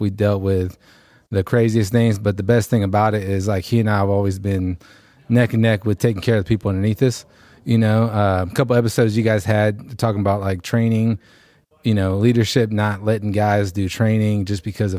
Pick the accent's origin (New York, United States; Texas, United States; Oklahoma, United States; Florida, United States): Texas, United States; Houston